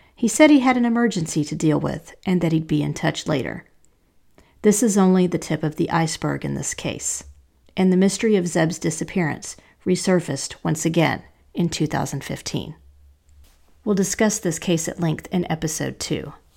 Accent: Asheville, North Carolina, United States; my hometown of Asheville, North Carolina

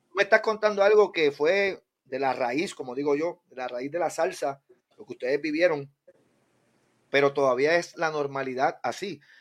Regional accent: Guánica, Puerto Rico; yo soy de Guánica

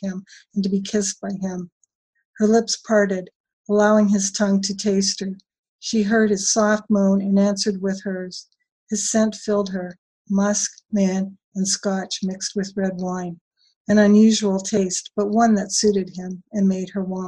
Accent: Canada; I'm Canadian

